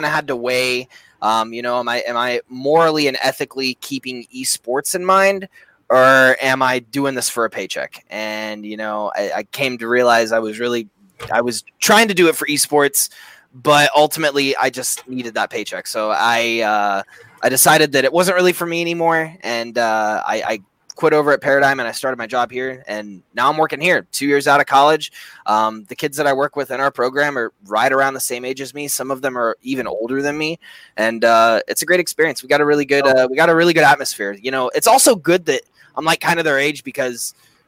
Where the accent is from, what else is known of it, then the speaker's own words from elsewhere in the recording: Indiana, United States; I grew up in Indiana